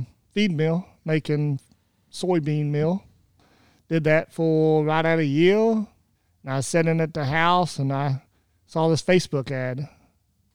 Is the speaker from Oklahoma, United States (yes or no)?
yes; Oklahoma, United States; moved away as an adult; now in Findlay, United States; Lived in Oklahoma my whole life